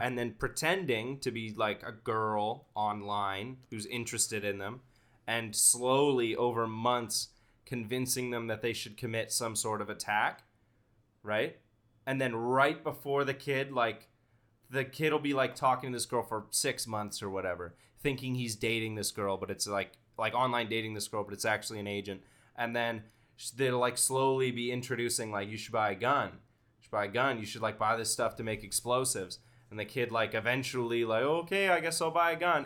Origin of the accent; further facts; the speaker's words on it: Canada; as a Canadian